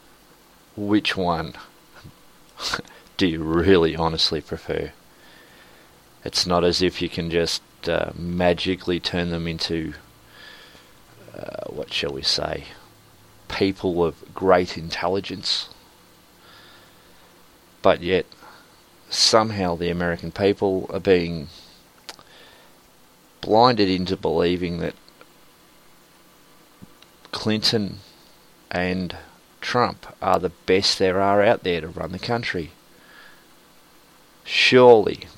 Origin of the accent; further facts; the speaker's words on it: Australia; I'm Australian